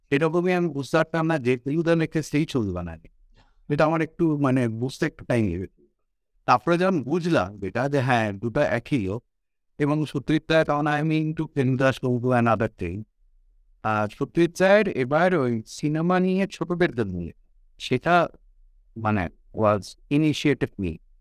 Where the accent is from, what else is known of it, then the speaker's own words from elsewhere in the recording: Durgapur, West Bengal, India; also born or lived in Kolkata; I was born in Calcutta, but uh, the, my Baba uh, চাকরিজীবী ছিলেন দুর্গাপুরে Durgapur industrial টাউনশিপে আমার ওখানে এন্টায়ার বেড়ে ওঠা টিল মিড নাইনটিস